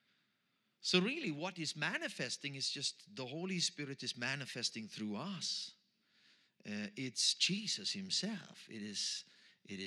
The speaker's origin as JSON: {"language": "English", "country": "Austria", "accent": "Austrian German", "first_language": "Austrian German", "second_language": "English", "said": "English is my third language, so I'm trying here. My first language is Austrian German"}